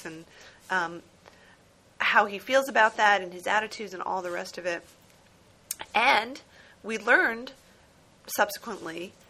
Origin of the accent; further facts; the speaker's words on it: New Jersey, United States; moved away; growing up in New Jersey